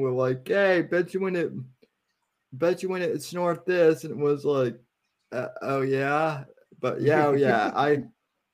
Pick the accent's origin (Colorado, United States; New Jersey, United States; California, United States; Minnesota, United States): Colorado, United States; moved away as an adult; now in Sarasota, United States; I'm originally from Colorado, but I moved here to Florida with my folks when I was 18. So I'm in Sarasota